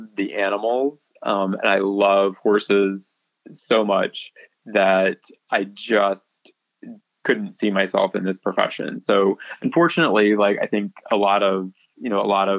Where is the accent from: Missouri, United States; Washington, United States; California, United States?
Missouri, United States; Paris; moved away as an adult; also born or lived in Ocala, Florida / Gainesville, Florida / Fort Myers, Florida; now in Florida, United States; I grew up in a rural, small town